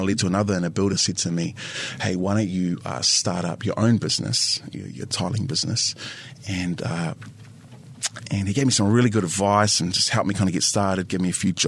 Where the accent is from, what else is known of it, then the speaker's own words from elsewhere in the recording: Wairarapa, Wellington, New Zealand; also born or lived in Porirua; we moved to the Wairarapa, and I spent the majority of my life there. So I grew up in a predominantly Pākehā area with farms